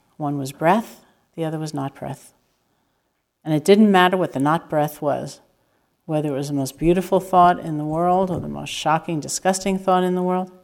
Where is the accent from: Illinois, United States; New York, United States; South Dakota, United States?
New York, United States; I am completely a New Yorker